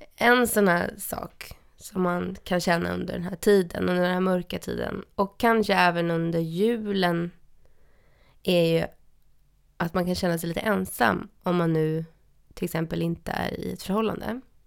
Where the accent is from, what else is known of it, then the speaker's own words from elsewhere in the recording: Stockholm, Stockholm County, Sweden; jag är ju uppvuxen i Stockholm